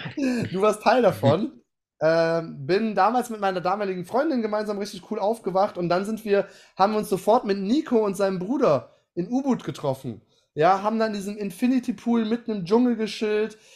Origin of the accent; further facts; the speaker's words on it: Aachen, North Rhine-Westphalia, Germany; ich komme ja aus Aachen, ist ja um die Ecke